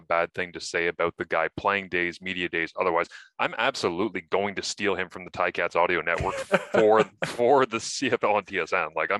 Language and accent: English; Scotland, United Kingdom; I'm Scottish